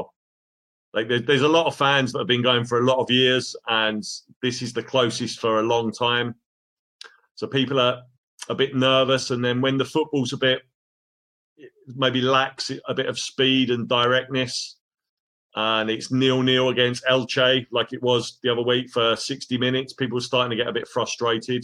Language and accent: English; London, United Kingdom; moved away as an adult; now in Seville, Spain; I'm from London. I'm a Crystal Palace fan, season ticket holder when I was younger